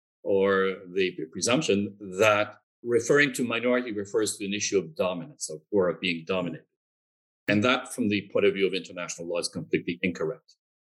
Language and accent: English; New Brunswick, Canada; my own background as a member of a linguistic minority. I grew up in Canada. I'm French Canadian. And I grew up in a part of Canada, the province of New Brunswick, which is also officially bilingual, where the French-speaking population is a minority.